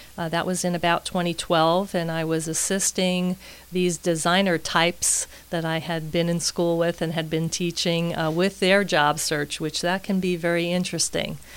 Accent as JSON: {"language": "English", "town": "New York City", "region": "New York", "country": "United States", "moved": "as an adult", "lives_now": "Tampa, United States", "said": "I am originally from Queens, New York as you may hear as we're speaking today"}